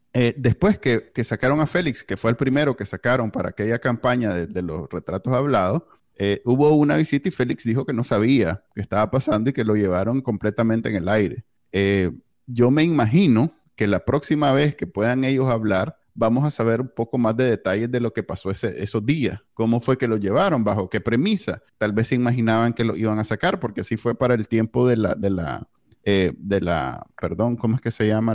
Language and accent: Spanish; Nicaragua; moved away; yo salí corriendo de Nicaragua